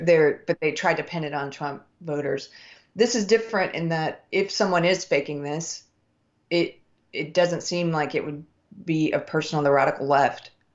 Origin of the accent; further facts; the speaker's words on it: South Carolina, United States; I'm from the South. I'm from South Carolina